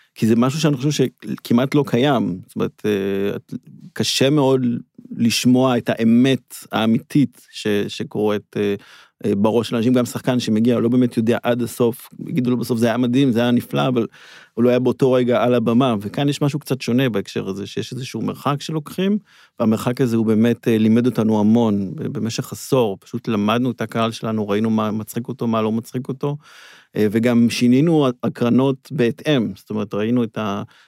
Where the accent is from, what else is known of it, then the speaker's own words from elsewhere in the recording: Herzliya, Tel Aviv District, Israel; גדלנו בהרצליה